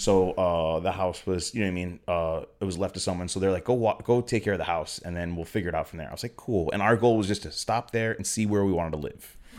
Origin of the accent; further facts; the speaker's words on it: Springfield, Massachusetts, United States; moved away as an adult; now in San Pedro, United States; I'm from Western Mass, so I don't have an accent, but, um, yeah, a little, uh, city called Springfield, Mass, and, uh, moved out here to San Pedro ten years ago